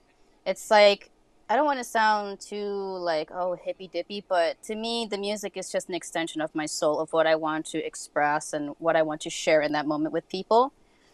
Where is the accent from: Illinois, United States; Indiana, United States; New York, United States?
New York, United States; New York City; I will mean mug you because, you know, I'm from the Bronx. That's how we do.